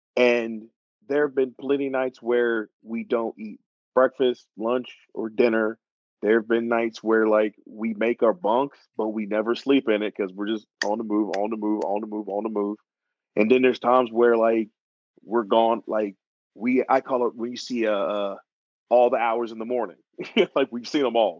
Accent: Atlanta, Georgia, United States; also born or lived in New York; I'm originally from Atlanta, Georgia, but I wasn't born there. I was actually born in New York, but I was uh, raised in Georgia

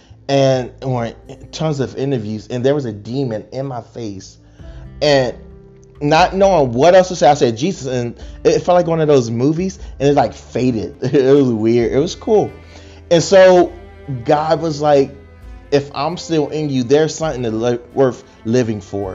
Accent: Chester, Pennsylvania, United States; also born or lived in Arkansas; now in Texas, United States; I'm born and raised in Chester, Pennsylvania

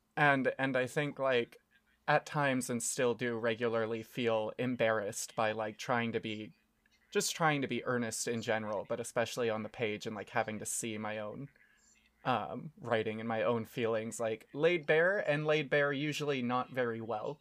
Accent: United States; now in Japan; we're American

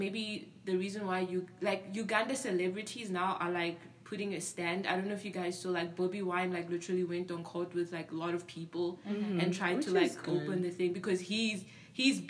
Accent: South Africa; moved away; I grew up in South Africa

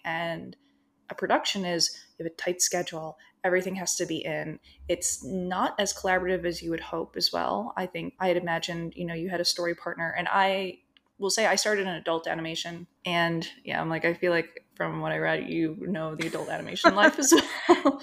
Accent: New Jersey, United States; moved away as an adult; now in Los Angeles, United States; So I grew up in New Jersey

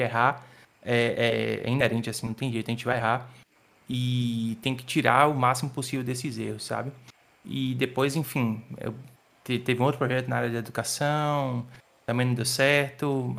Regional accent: Salvador, Bahia, Brazil; sou de Salvador, nasci em Salvador

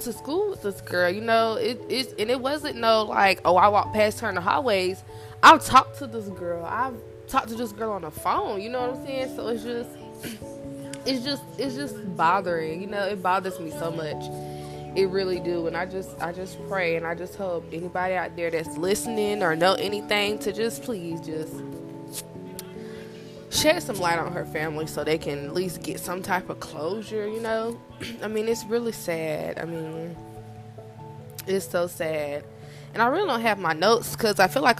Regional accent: Rock Hill, South Carolina, United States; I'm from South Carolina, a small town called Rock Hill, and people are nosy down here

